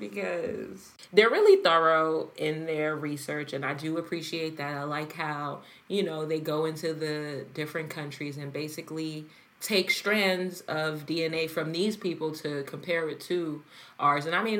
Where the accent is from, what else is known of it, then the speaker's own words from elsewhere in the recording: United States; born there; I was born in America, but...